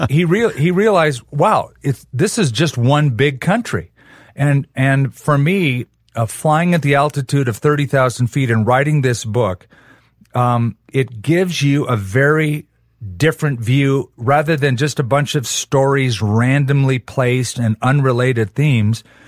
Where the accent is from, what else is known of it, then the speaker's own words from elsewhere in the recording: Southern California, United States; now in Albuquerque, United States; I was raised in Southern California